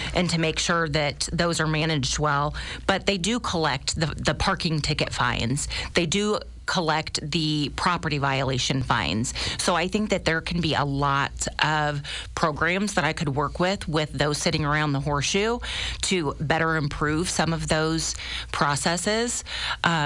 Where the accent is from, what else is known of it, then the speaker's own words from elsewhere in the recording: Springfield, Illinois, United States; born and raised in Springfield, primarily on the southeast side of town